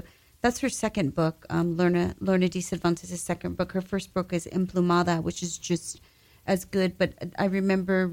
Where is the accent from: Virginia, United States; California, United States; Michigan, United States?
California, United States; West Covina; moved away as an adult; now in New York, United States; I grew up in Southern California. I was born in West Covina, California. And that's where I was at for like the first, I guess, close to 30 years of my life before I moved to New York.